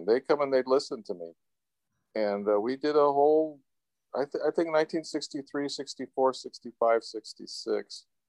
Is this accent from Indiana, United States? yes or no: no; Hayward, California, United States; I was born in Hayward, California, and I was in a family of five kids